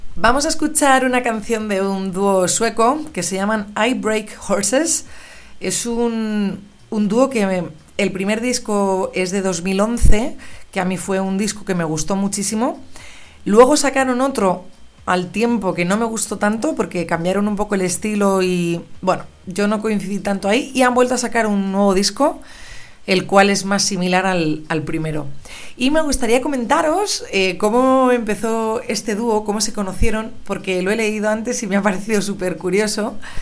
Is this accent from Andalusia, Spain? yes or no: no; Madrid, Community of Madrid, Spain; moved away as an adult; also born or lived in London; estar grabando desde mi ciudad natal ya que he regresado de Londres hace unas semanas y, estoy aquí en Madrid